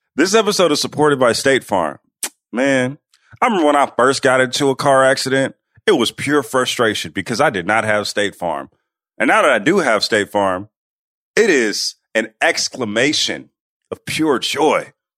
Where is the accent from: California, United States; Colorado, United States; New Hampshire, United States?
California, United States; Oakland; I'm in the Bay and I'm in, I'm from Oakland